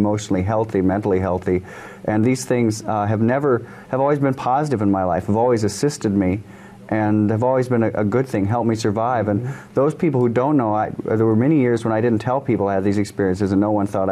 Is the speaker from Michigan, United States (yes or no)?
yes; Michigan, United States; I grew up in Michigan.